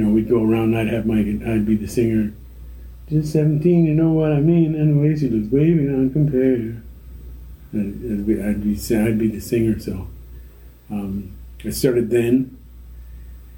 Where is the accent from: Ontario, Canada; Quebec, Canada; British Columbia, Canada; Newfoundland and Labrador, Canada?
Ontario, Canada; Kitchener; also born or lived in Brantford, Ontario; we moved to Kitchener when I was 10 from Brantford. We moved to Kitchener